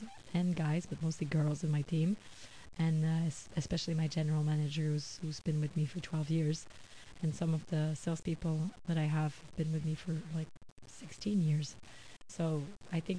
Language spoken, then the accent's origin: English; Quebec, Canada; I'm from Quebec